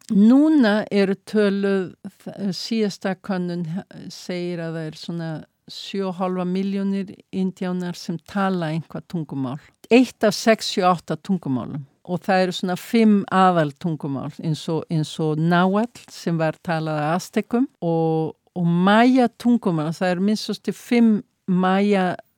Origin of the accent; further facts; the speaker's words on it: Iceland; now in Mexico; ég er Íslendingur